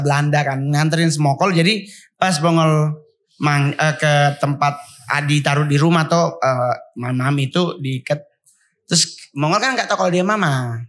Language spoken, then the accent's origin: Indonesian; Sangihe Islands, North Sulawesi, Indonesia; moved away; also born or lived in Manado; Kalau masa kecil kan saya tidak di Menadonya, tapi saya di Pulau Sanger